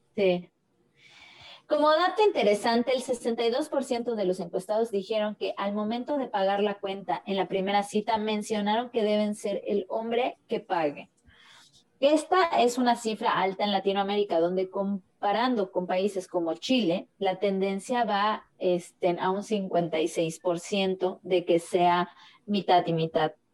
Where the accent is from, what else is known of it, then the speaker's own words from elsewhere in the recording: Mexico; como mexicanos